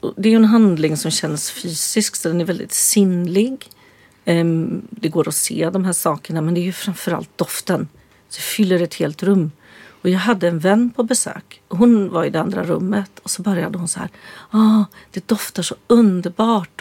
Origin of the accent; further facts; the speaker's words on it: Östergötland, Sweden; Jag växte ju upp som eh, vegan på 60-talet på landet i Östergötland